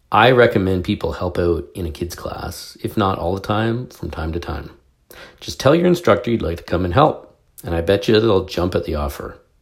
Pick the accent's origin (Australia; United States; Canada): Canada; I'm a Canadian.